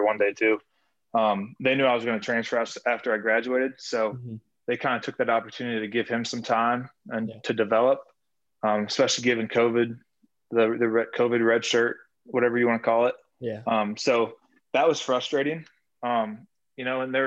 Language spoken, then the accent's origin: English; Norton, Kansas, United States; I'm from Norton, Kansas.